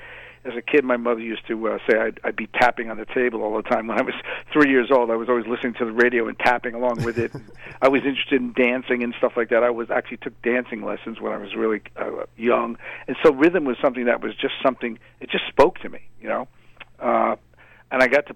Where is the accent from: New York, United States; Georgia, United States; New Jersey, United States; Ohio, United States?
New York, United States; Mamaroneck; also born or lived in Port Chester, New York; I came up in Westchester County, you know, which is in New York State. I grew up in Mamaroneck